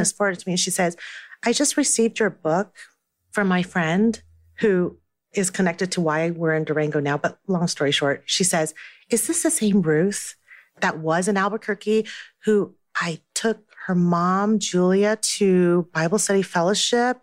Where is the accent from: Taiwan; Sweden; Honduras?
Taiwan; now in United States; I was born in Taiwan and that I still speak Mandarin